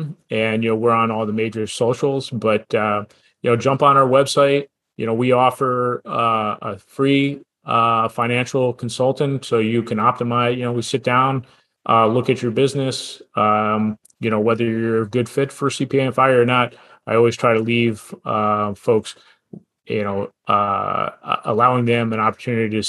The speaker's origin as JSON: {"language": "English", "country": "United States", "tie": "born or raised there", "said": "I grew up in the New Jersey, New York area"}